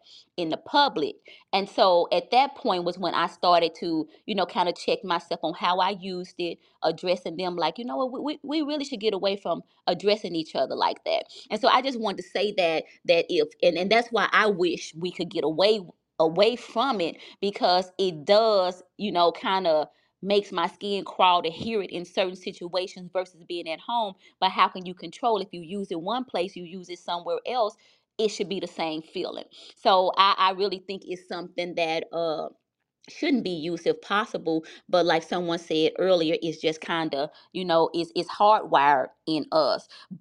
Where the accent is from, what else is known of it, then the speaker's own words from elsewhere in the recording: the South, United States; I grew up in the South